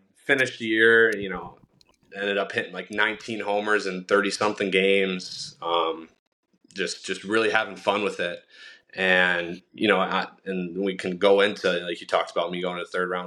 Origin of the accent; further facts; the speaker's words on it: Milwaukee, Wisconsin, United States; I was born and raised in Milwaukee